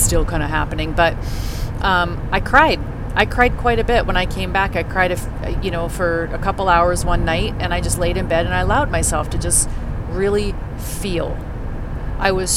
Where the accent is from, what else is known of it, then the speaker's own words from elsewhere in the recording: Canada; I grew up in Canada